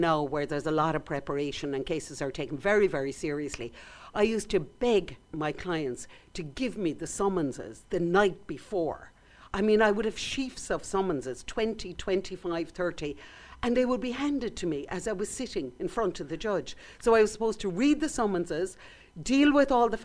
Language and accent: English; Clonakilty, Munster, Ireland; now in Skibbereen, Ireland; I was born and raised in Clonakilty